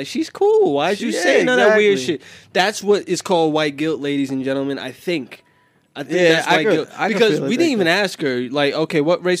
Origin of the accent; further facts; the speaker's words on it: New York City, New York, United States; I'm from Bensonhurst.